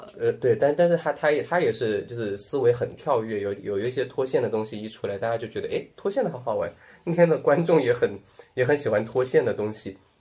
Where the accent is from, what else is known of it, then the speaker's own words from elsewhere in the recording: Sichuan, China; also born or lived in Tianjin; now in Chengdu, China; 我， 我是， 我是四川人， 从小就是四川人